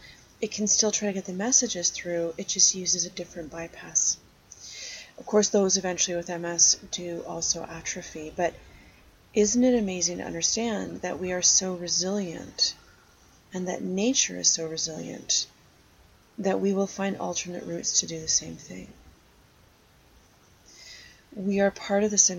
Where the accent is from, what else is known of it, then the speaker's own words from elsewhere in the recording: Algonquin Park, Ontario, Canada; I spent a lot of my growing up in Algonquin Park